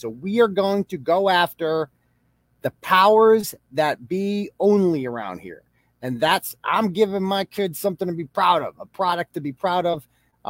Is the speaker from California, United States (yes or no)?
no; Dorchester, Massachusetts, United States; But, you know, I'm from Dorchester. I live right down the bottom. I live right near Milton.